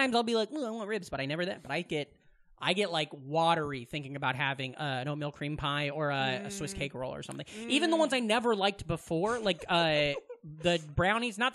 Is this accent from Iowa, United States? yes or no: yes; Council Bluffs, Iowa, United States; now in New York, United States; My hometown used to be like, it was like 15 minutes to Omaha, and there was like a lot of nothing, okay? And then, or we'll say Council Bluffs, Iowa, which is right outside Omaha.